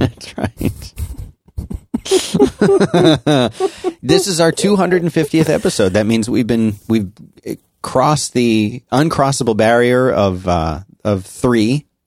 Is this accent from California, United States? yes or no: no; Philadelphia, Pennsylvania, United States; I grew up in Philadelphia